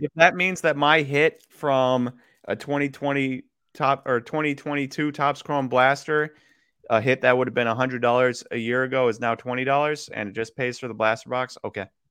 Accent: Wisconsin, United States; also born or lived in Kansas; I was born in Kansas. And then, um, as a little kid, my parents would watch, and we grew up in Wisconsin

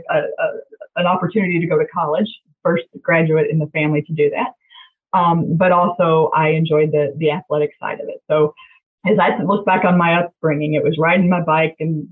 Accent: Jeffersonville, Indiana, United States; also born or lived in Louisville, Kentucky; I'm the first generation in my family to grow up in Jeffersonville

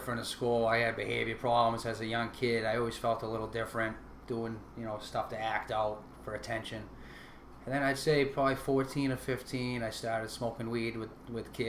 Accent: Rowley, Massachusetts, United States; also born or lived in Newburyport, Massachusetts; I was born in 1980 in Newburyport, Mass. Small town on the North Shore here. And I grew up in Rowley, Mass., right next to Newburyport.

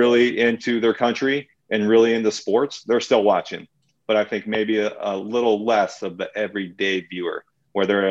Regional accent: United States; I'm still an American. I still love my country

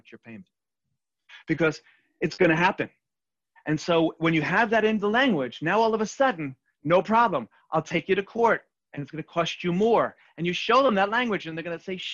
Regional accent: New York City, New York, United States; I'm from Queens

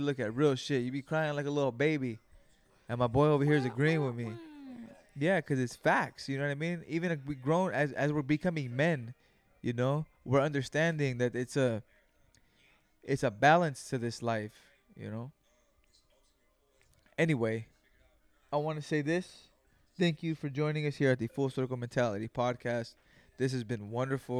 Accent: Greenfield, California, United States; I was raised in Greenfield, California

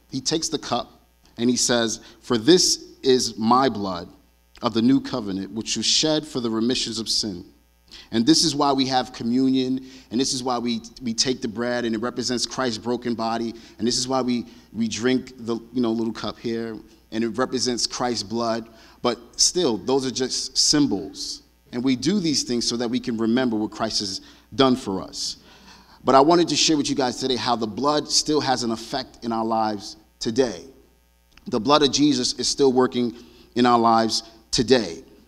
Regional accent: New York City, New York, United States; I grew up in Brooklyn, New York

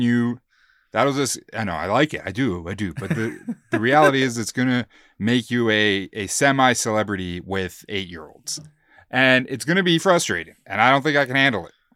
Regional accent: Calgary, Alberta, Canada; we're from Calgary

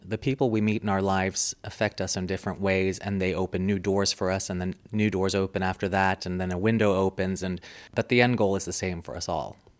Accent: Springfield, Virginia, United States; moved away as an adult; also born or lived in Munich, Germany; now in Stockholm, Sweden; I was born in Munich and lived in Munich until I was eight, and then we moved to the States, and I basically grew up to a suburb of Washington, D C, called Springfield.

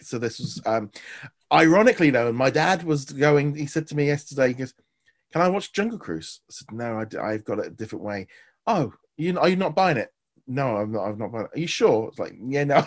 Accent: United Kingdom; for me as a Brit

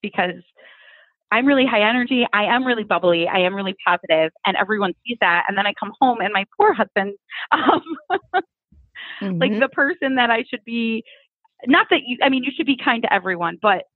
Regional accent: Ohio, United States; I'm from Ohio

